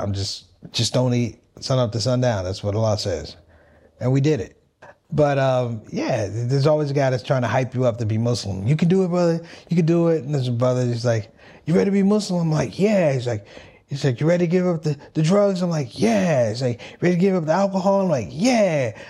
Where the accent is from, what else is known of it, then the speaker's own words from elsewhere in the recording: Washington, District of Columbia, United States; I was born in Washington, D.C., Christian family, Northwest D.C. … Grew up typical family, African-American family, migrated from the South.